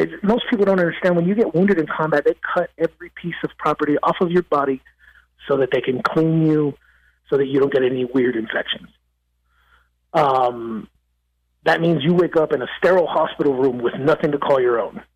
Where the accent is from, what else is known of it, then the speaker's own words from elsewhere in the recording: Los Angeles, California, United States; now in Nashville, United States; I'm from East Los Angeles, California, originally. I was uh, born and raised in East